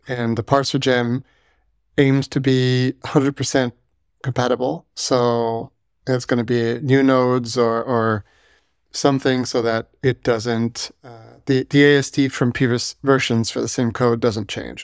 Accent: Canada; I'm French Canadian

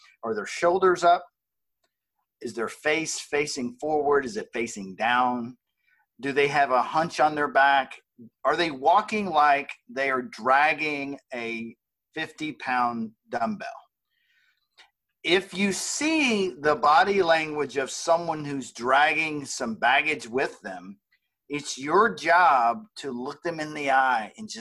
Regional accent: the South, United States; we're from the South

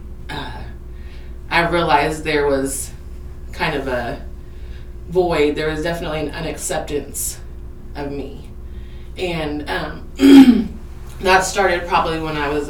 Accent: Iola, Kansas, United States; also born or lived in Wichita, Kansas / Colony, Kansas; I was in Colony until I was 8, and then my grandparents and I moved here to Iola, and I have... it's been my hometown ever since

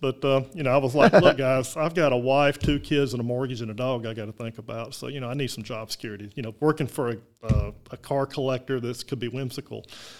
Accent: Birmingham, Alabama, United States; Born here in Birmingham, Alabama, at the old Hillman Hospital downtown, which is now UAB. And grew up in a rural area where you either rode a bicycle or your parents bought you a mini bike.

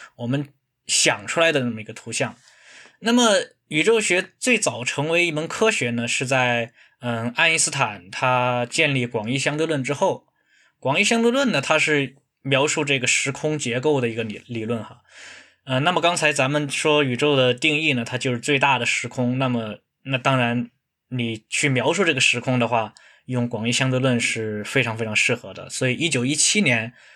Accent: China; 比如说我们中国人，我们有，都有两种说法哈

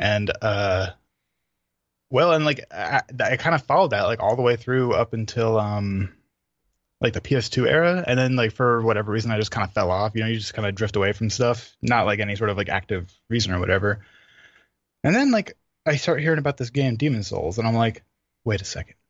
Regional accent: New York City, New York, United States; I'm from New York

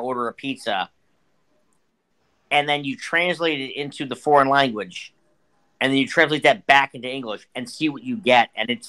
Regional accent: Pittsburgh, Pennsylvania, United States; well, I'm from Pittsburgh, so.

